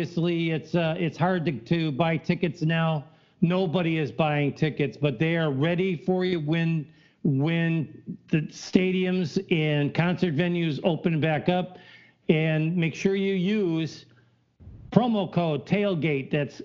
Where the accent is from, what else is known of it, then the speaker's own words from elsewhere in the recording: Chicago, Illinois, United States; I grew up in the Chicagoland